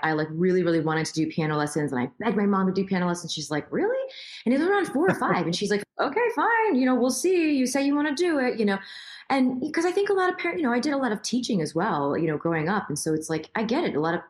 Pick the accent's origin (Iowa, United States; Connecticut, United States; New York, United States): New York, United States; Queens; So I was born in Queens, but I'm New York.